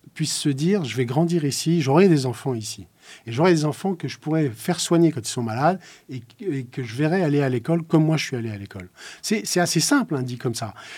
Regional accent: Lorraine, Grand Est, France; j'ai grandi en Lorraine, dans une Lorraine sinistrée euh, par la crise de la chirurgie

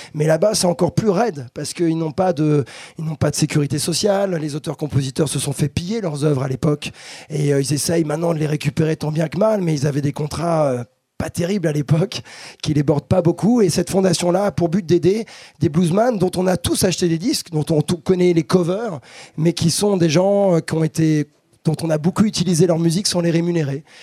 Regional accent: France; je suis un latin, je suis un français, donc un latin

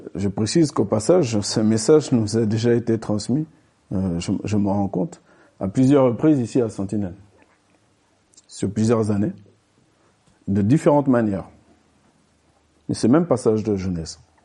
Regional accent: France; nous, on est français, donc ça nous est traduit dans notre langue française

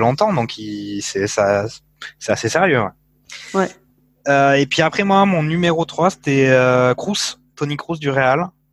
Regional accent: France; en tant que Français

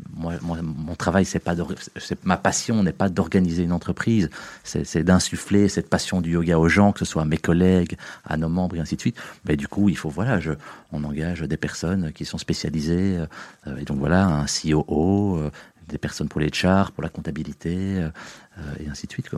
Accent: Uccle, Brussels-Capital Region, Belgium; also born or lived in Tennessee, United States; je suis belge, je suis bruxellois, j'ai grandi ben, en fait à un kilomètre d'ici, à, Hucle. j'ai fait mes primaires à Hucle, mes humanités à Hucle

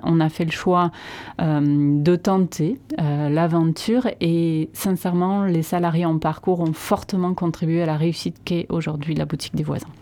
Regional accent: Landes, Nouvelle-Aquitaine, France; also born or lived in Chalosse; je suis landaise

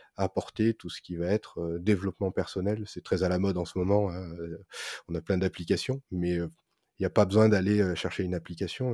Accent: France; en tant que Français

